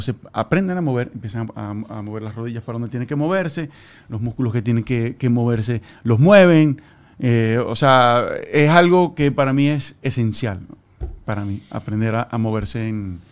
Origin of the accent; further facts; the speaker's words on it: Maracaibo, Zulia, Venezuela; yo soy de Maracaibo.